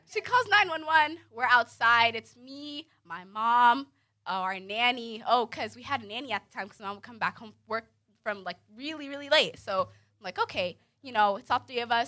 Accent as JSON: {"language": "English", "region": "DMV", "country": "United States", "tie": "born or raised there", "also_born_or_lived": "Lorton, Virginia / Sudan (ancestry)", "moved": "yes", "said": "I'm originally from the DMV. I grew up in Maryland, Virginia, D.C., all"}